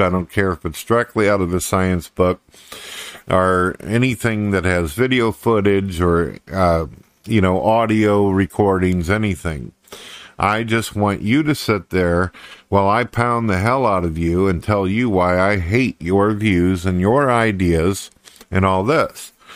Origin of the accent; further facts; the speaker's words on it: St. Louis, Missouri, United States; I was born and raised in Saint Louis, Missouri, and then I moved off into the country